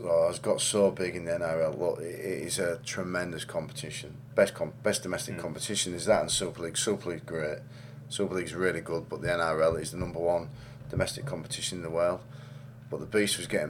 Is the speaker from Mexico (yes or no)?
no; England, United Kingdom; as an Englishman